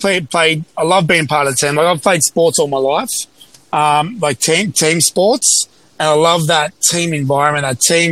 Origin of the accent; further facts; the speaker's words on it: Sydney, New South Wales, Australia; my hometown, Sydney